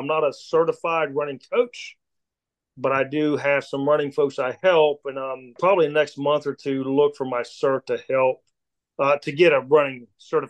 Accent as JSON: {"language": "English", "region": "Pennsylvania", "country": "United States", "tie": "born or raised there", "said": "grew up. So my first year running ultras, I came across it. It ran through my hometown. And I did it, and I found it's like a three. It's got three sections, but at the end of the day, it's 50-miler in West Central Pennsylvania."}